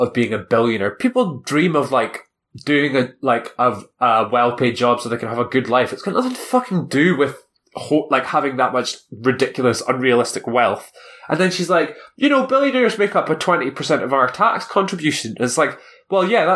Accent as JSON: {"language": "English", "town": "Elgin", "region": "Scotland", "country": "United Kingdom", "tie": "born or raised there", "said": "my hometown, Elgin, in the northeast of Scotland"}